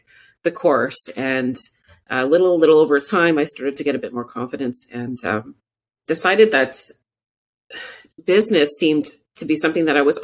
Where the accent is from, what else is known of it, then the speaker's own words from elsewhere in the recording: Moose Factory, Ontario, Canada; also born or lived in Cochrane, Ontario; Northern Ontario, deep Northern Ontario woods, James Bay Coast. I was born in Moose Factory, Ontario